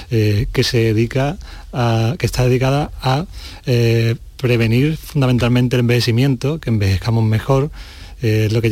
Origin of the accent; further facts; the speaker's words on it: La Algaba, Andalusia, Spain; Exactamente, mi pueblo, La Algaba.